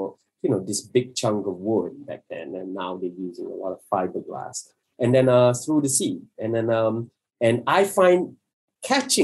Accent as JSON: {"language": "English", "region": "Johor", "country": "Malaysia", "said": "I'm from Johor, I have a Bugis blood"}